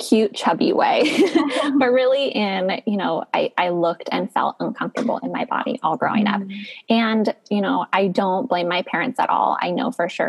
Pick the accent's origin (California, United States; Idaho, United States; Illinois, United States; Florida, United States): California, United States; Northern; I grew up in Northern California